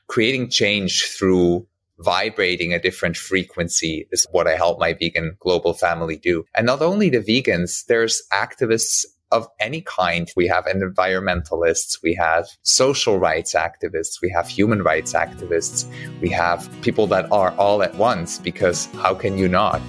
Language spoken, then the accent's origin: English; Switzerland; moved away as an adult; now in Bali, Indonesia; I ended up making the choice to move out of my home country, Switzerland